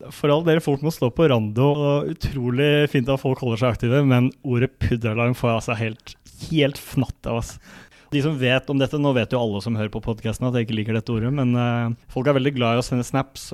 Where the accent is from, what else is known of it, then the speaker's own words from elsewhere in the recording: Kolbotn, Akershus, Norway; moved away as an adult; now in Trondheim, Norway; det er mulig det står en sykkel eh, hjemme på Kolbotn